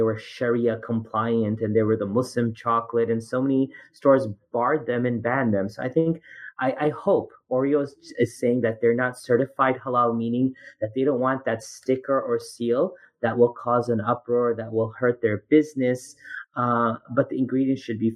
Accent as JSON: {"language": "English", "country": "Canada", "moved": "yes", "lives_now": "United States", "said": "as a Canadian"}